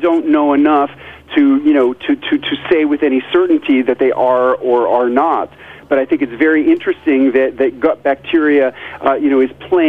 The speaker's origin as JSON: {"language": "English", "town": "New York City", "region": "New York", "country": "United States", "tie": "born or raised there", "also_born_or_lived": "rural Tennessee", "moved": "as an adult", "lives_now": "Tennessee, United States", "said": "I grew up in New York City, and just as a child, before I ever heard the word fermentation, sour pickles were my favorite"}